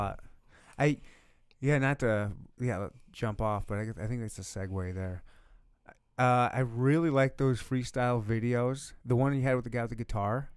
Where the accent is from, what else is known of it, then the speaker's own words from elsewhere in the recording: Michigan, United States; also born or lived in South Dakota / Louisiana / Leavenworth, Kansas; now in Kansas City, United States; I was born and raised in Michigan